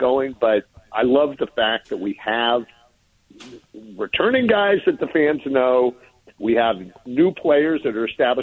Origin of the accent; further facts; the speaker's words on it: San Francisco, California, United States; as a kid growing up in San Francisco, going to Candlestick